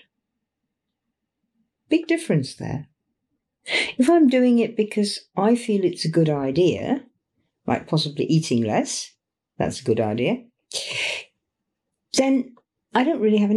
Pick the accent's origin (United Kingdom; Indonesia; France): United Kingdom; England; it's our old tradition here in Britain